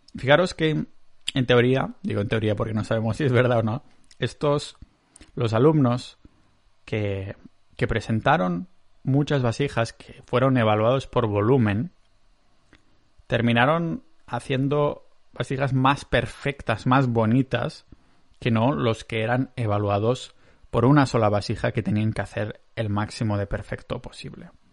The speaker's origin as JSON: {"language": "Spanish", "region": "Catalonia", "country": "Spain", "accent": "Catalan", "said": "tengo un acento catalán de la hostia"}